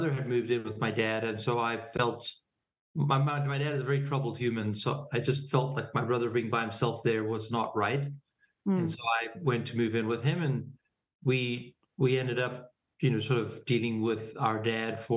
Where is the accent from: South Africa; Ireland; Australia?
South Africa; Pretoria, Gauteng; moved away; also born or lived in New York / California / Boulder; we grew up in Pretoria